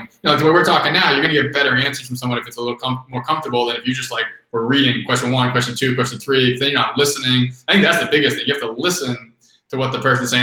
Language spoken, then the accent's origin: English; Boston, Massachusetts, United States; I grew up in Boston